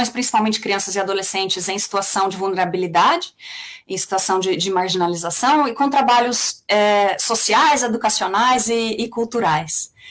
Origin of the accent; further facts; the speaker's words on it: São Paulo, Brazil; accent: São Paulo; also born or lived in Mato Grosso / Recife; morei no Mato Grosso, morei em Recife, morei muito tempo em São Paulo, é daí que vem, é daí que vem meu sotaque.